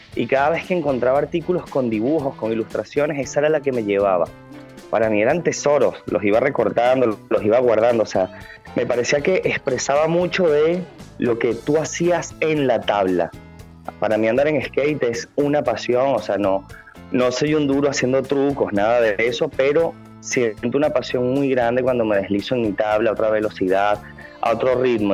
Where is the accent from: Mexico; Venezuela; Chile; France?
Venezuela; now in Buenos Aires, Argentina; estando lejos de Venezuela, lo que trato de hacer es que cuando hago una pieza natural me, me baso en mi país